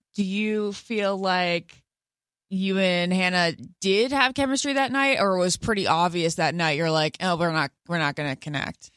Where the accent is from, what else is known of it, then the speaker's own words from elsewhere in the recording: Great Falls, Virginia, United States; I'm from Northern Virginia